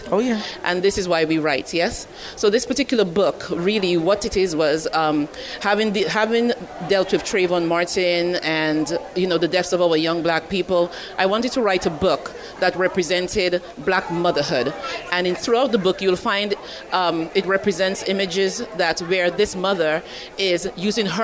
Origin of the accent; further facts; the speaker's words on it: Dominica; also born or lived in Barbados; I am Caribbean. What part? What part? I'm from Dominica and Barbados. Mommy's from Barbados. Daddy's from Dominica.